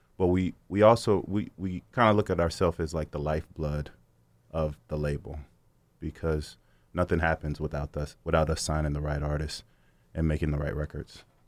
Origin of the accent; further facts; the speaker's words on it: Sacramento, California, United States; moved away as an adult; also born or lived in Los Angeles; I'm from Sacramento, California. Um, so I was always around music pretty much my whole life. So, you know, growing up, we had the party house